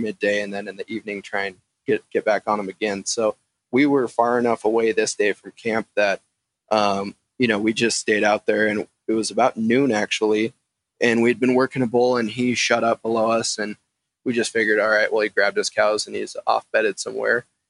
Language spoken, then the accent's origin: English; Eastern Montana, United States; also born or lived in Missoula, Montana; growing up in Eastern Montana